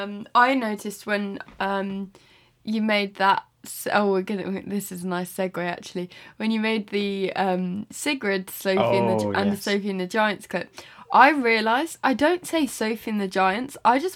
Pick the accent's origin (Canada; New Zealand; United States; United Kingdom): New Zealand; accent: New Zealand; for some reason whenever I'd speak to them, I'd pick up my New Zealand accent, but it's some sort of, like, New Zealand South African hybrid